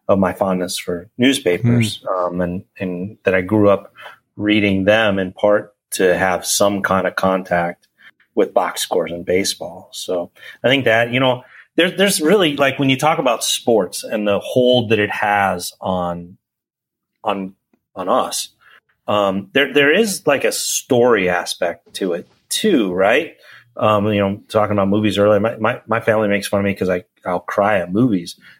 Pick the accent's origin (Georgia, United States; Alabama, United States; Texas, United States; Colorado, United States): Colorado, United States; born or raised there; moved away; also born or lived in Chicago, Illinois / Florida / St. Louis, Missouri